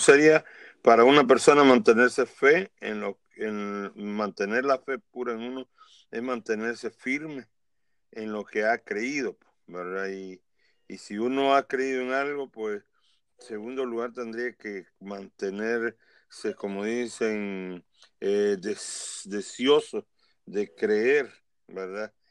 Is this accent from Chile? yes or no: no; El Salvador; en mi país, El Salvador